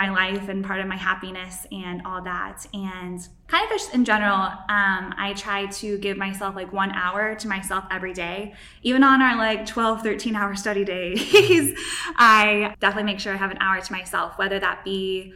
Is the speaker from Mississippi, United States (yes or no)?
no; Nashville, Tennessee, United States; moved away as an adult; also born or lived in Hawaii; I grew up in Nashville, Tennessee, and lived there up until I was 18